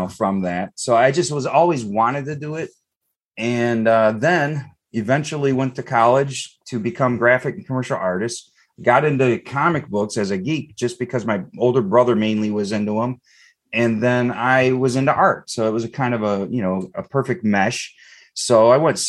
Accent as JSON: {"language": "English", "town": "Eastpointe", "region": "Michigan", "country": "United States", "tie": "born or raised there", "said": "I grew up in East Detroit"}